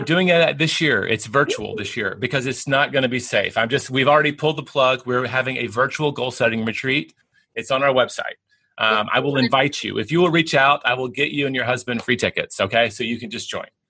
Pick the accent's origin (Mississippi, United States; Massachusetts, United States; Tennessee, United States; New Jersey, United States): Tennessee, United States; now in Texas, United States; I'm in Texas, I grew up in Tennessee